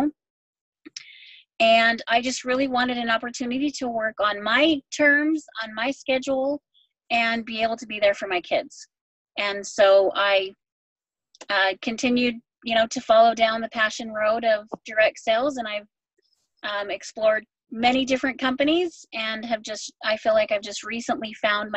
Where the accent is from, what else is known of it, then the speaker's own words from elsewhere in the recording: Idaho Falls, Idaho, United States; now in West Jordan, United States; I am from Idaho Falls, Idaho, but I currently live in West Jordan, Utah.